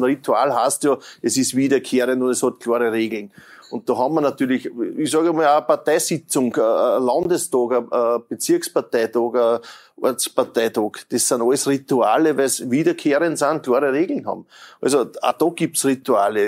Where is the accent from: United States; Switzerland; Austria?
Austria; Lower Austria; bei uns ja. in Niederösterreich